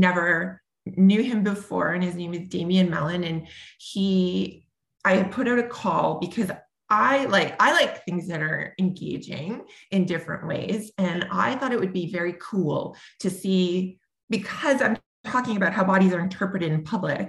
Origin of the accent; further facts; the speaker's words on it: Sudbury, Ontario, Canada; also born or lived in Toronto; when I am in my hometown of Sudbury, Ontario, which is, you know, pretty homogenous in terms of the kinds of people. I mean, it's becoming more diverse over time, but when I grew up here